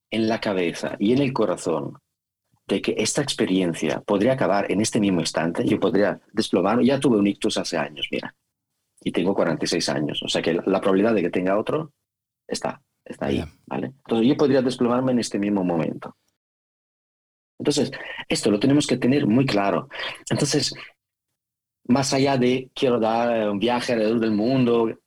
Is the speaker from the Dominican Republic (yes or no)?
no; Italy; Spanish is a second language; now in Spain; Yo ya me considero más español, más español que italiano.